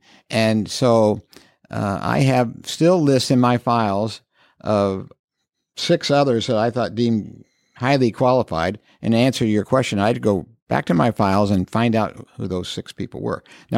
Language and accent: English; Indianapolis, Indiana, United States; moved away as an adult; also born or lived in Colorado / Carmel; Yes, I was born and raised in Indianapolis, and I didn't leave till it was time to go to college.